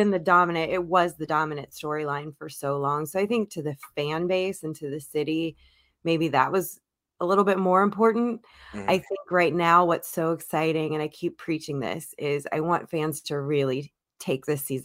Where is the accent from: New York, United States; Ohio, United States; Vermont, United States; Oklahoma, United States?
Ohio, United States; Cincinnati; moved away as an adult; now in Florida, United States; I'm from Cincinnati, born and raised my whole life. I've lived in Florida for the last couple years